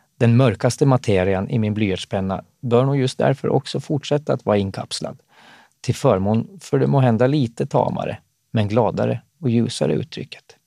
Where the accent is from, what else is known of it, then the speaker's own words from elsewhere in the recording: Eckerö, Åland Islands; när jag växte upp i Eckerö på västra Åland